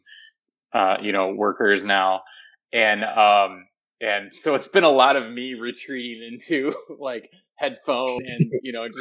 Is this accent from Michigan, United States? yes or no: yes; Vicksburg, Michigan, United States; also born or lived in Saugatuck, Michigan / Kalamazoo, Michigan; I grew up outside of Kalamazoo, just south in a little town called Vicksburg.